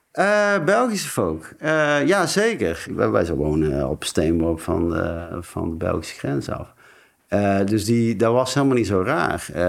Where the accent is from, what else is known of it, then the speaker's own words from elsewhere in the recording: North Brabant, Netherlands; moved away; de Brabantse camper waar ik vandaan kom, van hier